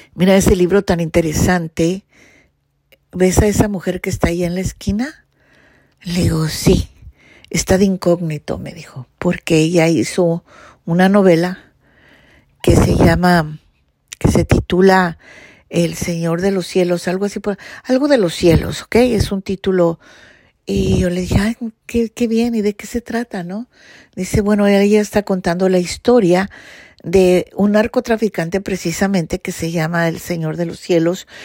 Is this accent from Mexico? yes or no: yes; Mexico; yo soy mexicana